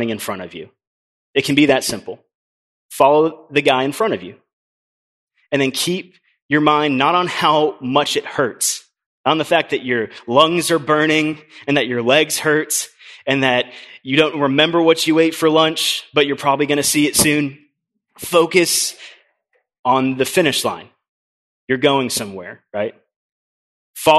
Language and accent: English; Orlando, Florida, United States; I grew up in Orlando